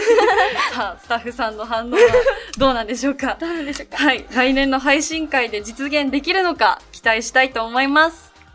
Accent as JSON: {"language": "Japanese", "region": "Kumamoto", "country": "Japan", "said": "熊本県です。"}